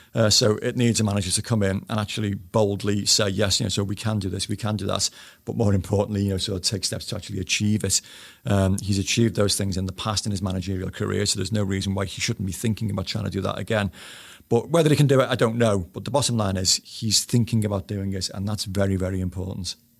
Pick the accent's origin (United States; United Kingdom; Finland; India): United Kingdom; Bootle, North West England; I was brought up in Bootle